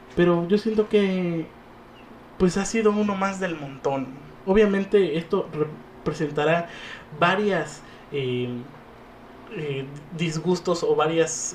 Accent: Mexico; lo único que nos unía como mexicanos

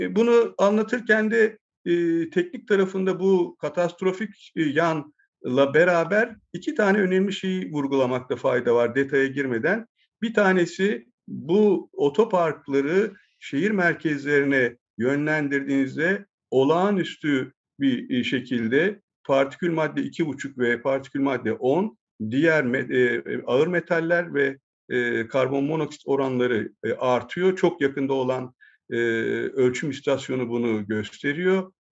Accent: Kadıköy, Istanbul, Turkey; ben de 60 seneden fazladır e, Kadıköy'de yaşıyorum, Kadıköylüyüm diyorum. E, yani çocukluğumda e, elle çevrilen dönme dolaba, e, işte ata binme imkanı olan böyle bir iki atın olduğu e, panayırların yapıldığı

